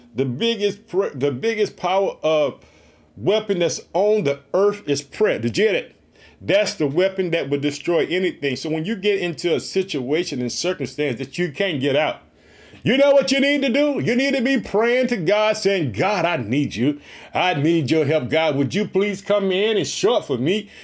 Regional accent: Illinois, United States; also born or lived in Chicago; We are heard in the state of Illinois, which is my home state. I reside in the city of Chicago

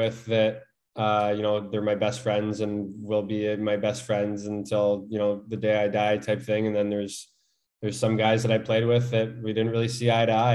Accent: Canada; as a Canadian

